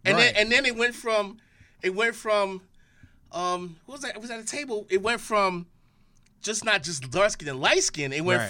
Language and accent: English; Saint Thomas, U.S. Virgin Islands; Oh, the Virgin Islands in St. Thomas.